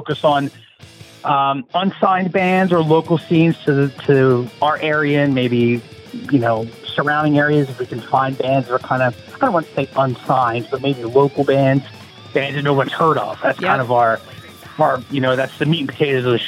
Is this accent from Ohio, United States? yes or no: no; Norristown, Pennsylvania, United States; also born or lived in Philadelphia, Pennsylvania; I was born and raised in the outskirts of Philadelphia at a little place called Norristown, Pennsylvania. But I currently live in Philadelphia right now.